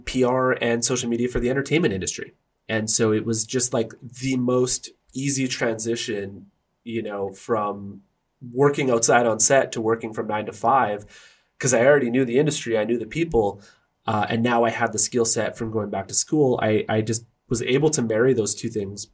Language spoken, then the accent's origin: English; Burnaby, British Columbia, Canada; the street that I grew up in Burnaby